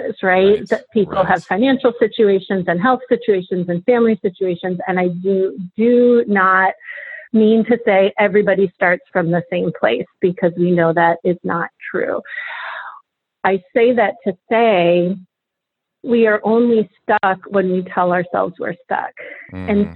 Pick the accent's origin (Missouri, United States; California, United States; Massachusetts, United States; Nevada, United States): Massachusetts, United States; Boston; moved away as an adult; now in Baltimore, United States; I'm from Boston.